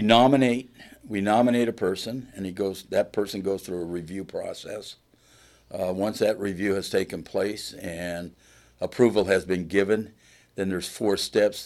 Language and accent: English; Plymouth, Indiana, United States; I am from Plymouth